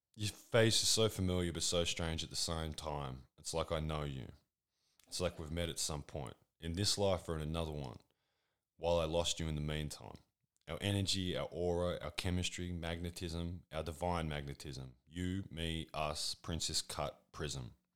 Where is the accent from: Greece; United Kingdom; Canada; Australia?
Australia; I'm Australian